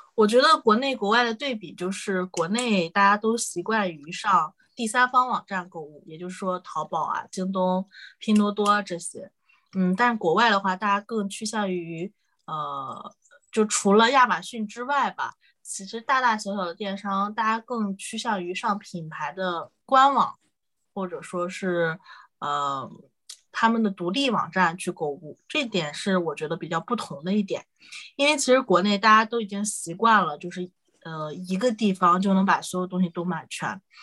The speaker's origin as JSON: {"language": "Chinese", "region": "Shandong", "country": "China", "also_born_or_lived": "Northeast China / United Kingdom", "moved": "yes", "lives_now": "Hangzhou, China", "said": "我是山东人，然后老家是东北的，但是我现在在杭州，所以就是从北到南的一个转化"}